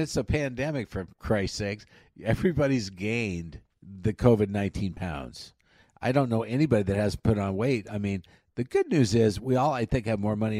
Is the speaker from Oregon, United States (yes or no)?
no; near Sterling, Colorado, United States; born or raised there; moved away; also born or lived in Sidney, Nebraska